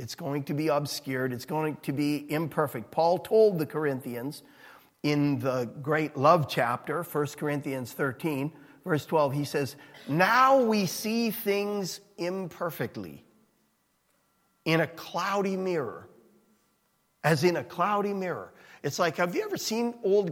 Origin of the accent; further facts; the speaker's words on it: Edmonton, Alberta, Canada; moved away; I'm from Edmonton